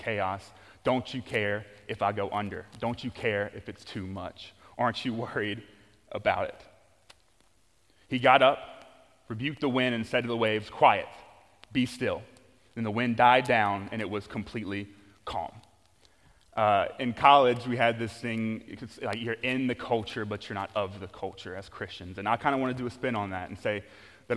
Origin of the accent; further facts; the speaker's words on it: Louisiana, United States; I'm from Louisiana, and there are a lot of swamps